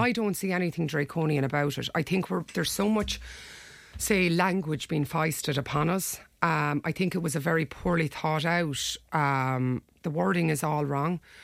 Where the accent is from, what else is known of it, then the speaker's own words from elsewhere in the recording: Ireland; we're Irish people. We live in Ireland. You know, we grew up here